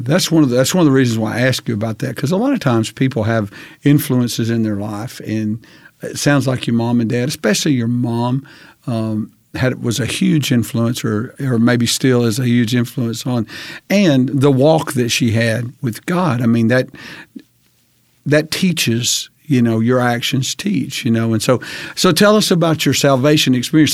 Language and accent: English; Hansville, United States; moved away as an adult; I grew up in Hansville and then left here for many years, for almost twenty years, and then came back